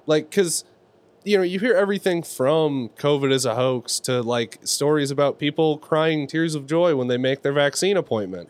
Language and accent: English; Bay Area, California, United States; we're from the Bay Area